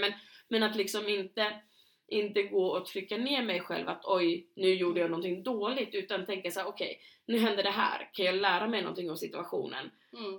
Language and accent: Swedish; Knivsta, Uppsala County, Sweden; i lilla Knivsta där vi kommer ifrån, eller där vi lärde känna varandra och växte upp delvis